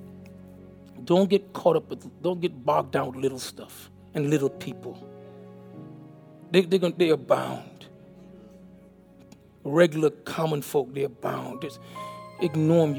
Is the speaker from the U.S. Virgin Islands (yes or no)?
yes; U.S. Virgin Islands; moved away as an adult; also born or lived in St. Kitts / Miami, Florida; now in Alabama, United States; I was born in St. Kitts, West Indies. I was raised in St. Thomas, Virgin Islands. I moved to Miami, Florida in 1979